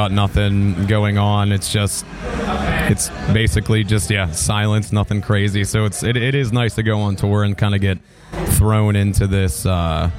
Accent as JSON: {"language": "English", "region": "Pennsylvania", "country": "United States", "said": "I'm from Pennsylvania"}